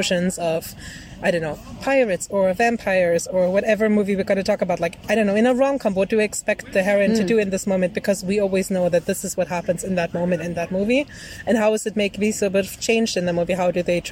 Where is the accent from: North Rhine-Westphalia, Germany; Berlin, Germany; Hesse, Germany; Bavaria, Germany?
Bavaria, Germany; English is a second language; I'm Bavarian